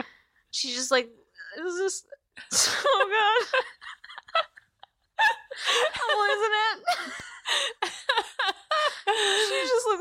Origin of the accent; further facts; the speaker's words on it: Pittsburgh, Pennsylvania, United States; moved away as an adult; now in California, United States; And you know, we moved to the States, and, you know, it's, and then I moved even further away. Like, yeah. I moved from Pittsburgh to California. My parents are still in Pittsburgh.